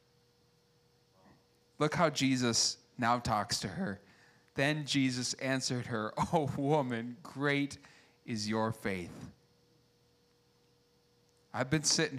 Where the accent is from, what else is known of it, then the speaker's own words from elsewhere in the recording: United States; I like being an American